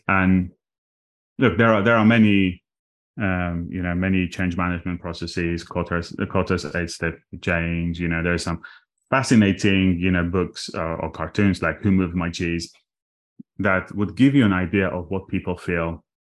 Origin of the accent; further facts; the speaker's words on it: Armenia; English is a second language; moved away; I was born in Armenia, uh, just after the collapse of the Soviet Union. And, uh, in a tiny town with twenty thousand people